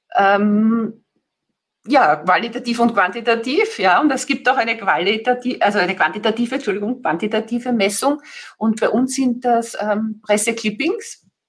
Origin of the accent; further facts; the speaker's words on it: Vienna, Austria; Ich komme eben aus, aus Österreich, aus dem schönen Wien